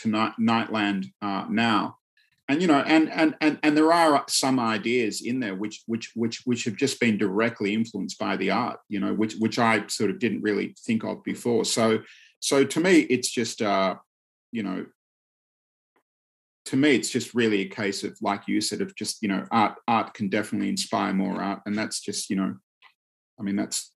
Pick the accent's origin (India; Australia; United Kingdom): Australia; when I was growing up in Australia